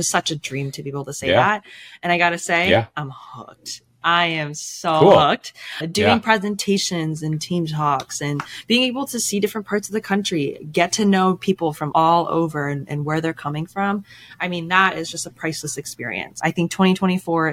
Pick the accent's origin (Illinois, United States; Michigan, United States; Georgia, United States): Illinois, United States; Chicago; moved away as an adult; also born or lived in Boston; now in Chicago, United States; I grew up in the Chicago suburbs